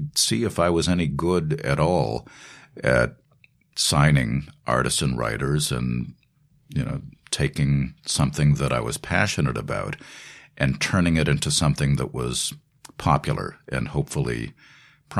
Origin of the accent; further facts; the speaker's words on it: Boston, Massachusetts, United States; moved away as an adult; now in New York, United States; growing up in Boston, not New York, Los Angeles, or Nashville or London